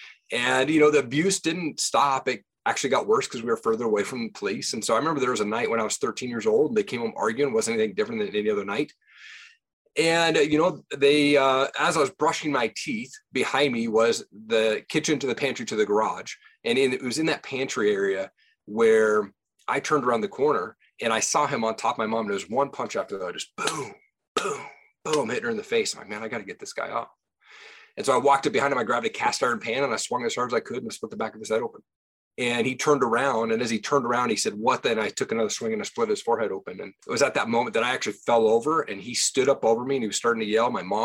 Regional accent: Tri-Cities, Washington, United States; moved away as an adult; also born or lived in Seattle, Washington; now in Idaho, United States; Yeah, I grew up in Tri-Cities, Washington.

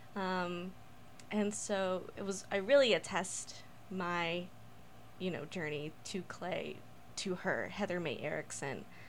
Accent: United States; also born or lived in Mexico / North Mexico; I was born in Mexico and I grew up here in America

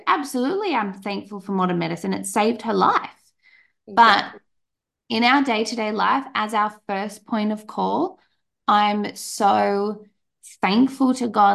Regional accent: Australia; I'm Australian

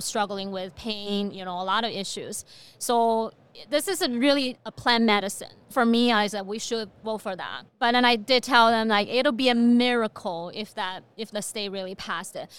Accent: China; moved away as an adult; also born or lived in Beijing, China; now in Fargo, United States; I was born and raised in China.

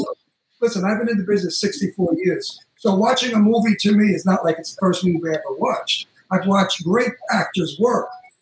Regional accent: Brooklyn, New York, United States; And I'm from Brooklyn.

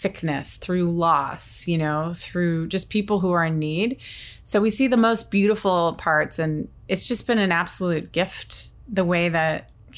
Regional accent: Nova Scotia, Canada; I grew up in Nova Scotia

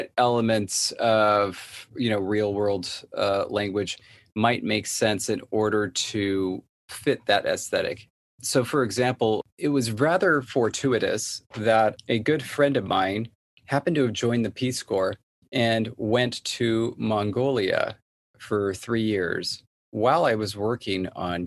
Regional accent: Southern California, United States; Born and raised in Southern California

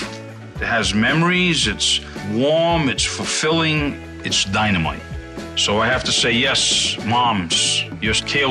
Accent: Fall River, Massachusetts, United States; my dad's French-Canadian. She basically ruled the house, and so we grew up Portuguese. There's a lot of food memories that I have growing up in Fall River.

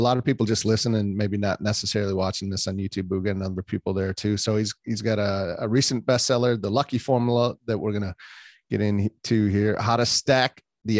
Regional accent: northern Wisconsin, United States; moved away; I grew up in Wisconsin

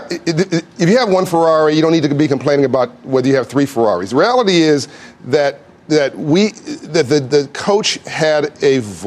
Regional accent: Compton, California, United States; I grew up in Compton in South Central.

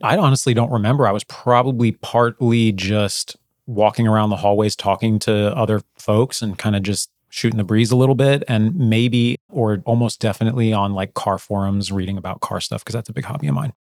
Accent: New Jersey, United States; I grew up in New Jersey

